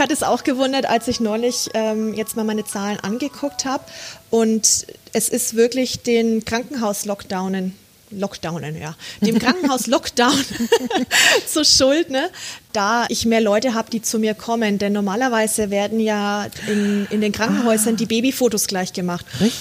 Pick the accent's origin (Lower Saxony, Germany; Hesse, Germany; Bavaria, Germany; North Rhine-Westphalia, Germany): Bavaria, Germany; Bad Windsheim; also born or lived in El Paso, United States; Ich, ich liebe meine Heimat, ich liebe Franken, ich mhm. liebe Bad Windsheim.